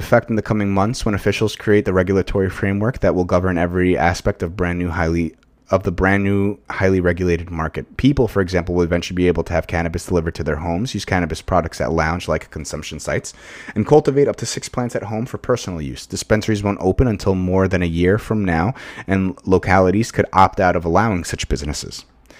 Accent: New York, United States; where I grew up in Long Island, it's like, you would think, like, this town got, like, lost, like, in the north when it really belongs in the south.

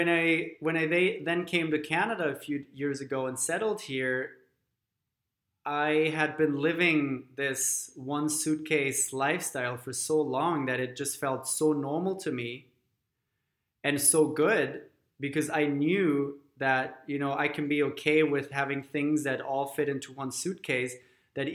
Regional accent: Germany; moved away; growing up in Germany

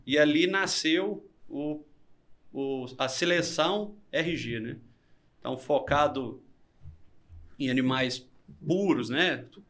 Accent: Minas Gerais, Brazil; a gente é mineiro

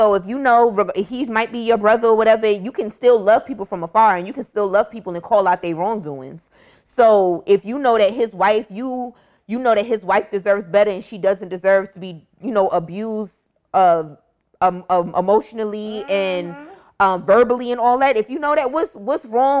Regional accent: Miami, Florida, United States; We grew up in Dade County, Miami.

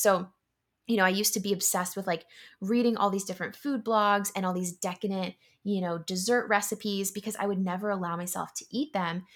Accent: San Diego, California, United States; moved away as an adult; also born or lived in Yokosuka, Japan / San Francisco; now in Philadelphia, United States; grew up in San Diego and, you know, lived most of my life in California.

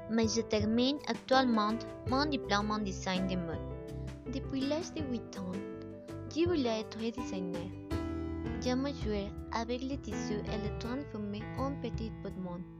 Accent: Mexico; French is a second language; J'ai 24 ans, je suis mexicaine, je suis née à Camaro, un lieu ensoleillé de mai.

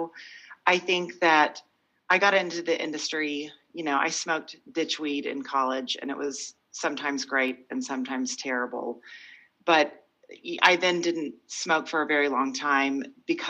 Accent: Oklahoma, United States; moved away as an adult; also born or lived in Virginia / San Francisco / Boston; I'm from Oklahoma. I had great parents. They did well. I went to a private school

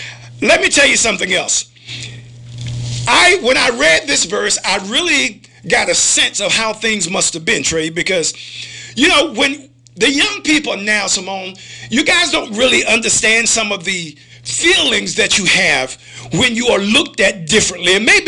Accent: Virginia, United States; I know I'm from Virginia

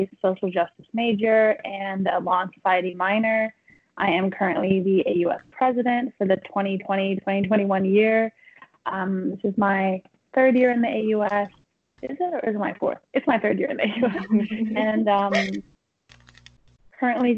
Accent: Toronto, Ontario, Canada; moved away as an adult; now in Vancouver, Canada; So I'm from Toronto, so I moved all the way across the country to go to UBC in Vancouver

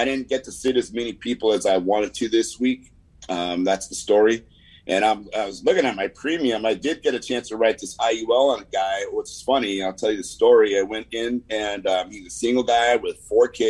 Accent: the Valley, California, United States; accent: Valley; I have this accent that, you know, maybe you're like, hey, man, he doesn't sound black all the time. Like, well, that comes from the Valley

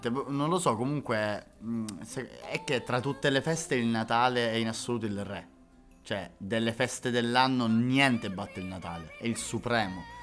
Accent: Catania, Sicily, Italy; io sono di Catania.

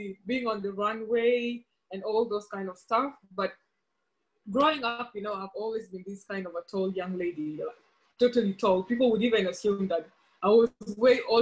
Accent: Kenya; was born and raised in Kenya, and that's where I grew up

